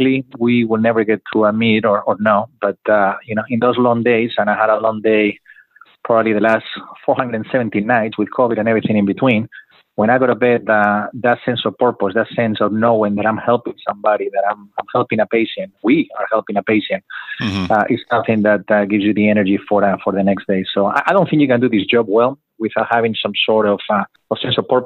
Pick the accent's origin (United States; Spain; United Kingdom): Spain; Madrid, Community of Madrid; English is a second language; moved away as an adult; I'm originally from Madrid, Spain, as you can hear in the funny accent.